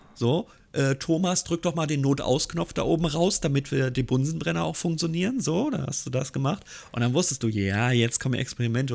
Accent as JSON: {"language": "German", "region": "Hamburg", "country": "Germany", "said": "bin ich als Hamburger"}